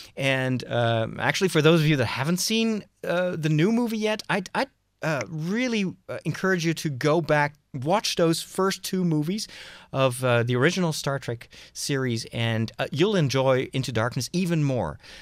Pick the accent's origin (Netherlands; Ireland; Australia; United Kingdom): Netherlands; I'm from the Netherlands